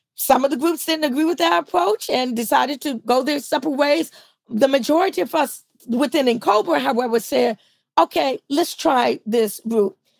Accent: Washington, District of Columbia, United States; I grew up in DC

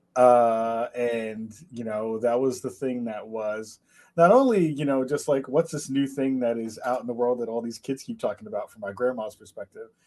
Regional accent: New York City, New York, United States; I was raised in the Bronx back in New York

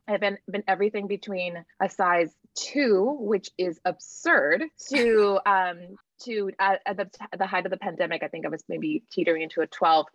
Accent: Laguna Vista, Texas, United States; also born or lived in Bluefields, Nicaragua; I grew up in a little town called um, Laguna Vista, which basically I always just say I grew up in South Padre Island, right? Texas

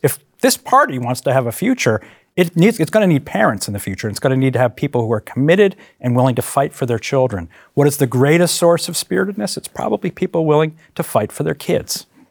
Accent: Hartford, Connecticut, United States; moved away; I grew up in Hartford, Connecticut

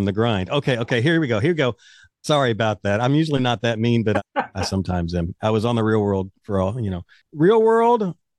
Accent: Kentucky, United States; I'm from Kentucky

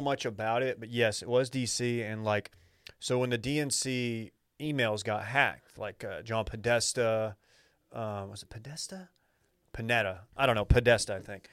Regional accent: Dallas, Texas, United States; I'm from Dallas.

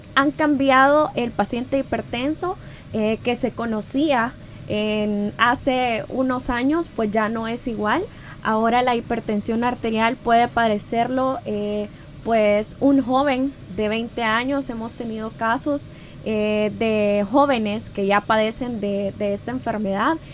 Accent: El Salvador

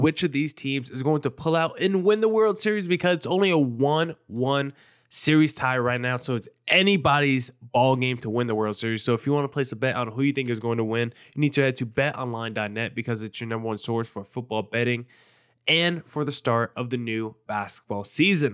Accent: East Coast, United States; moved away; I grew up on the East Coast

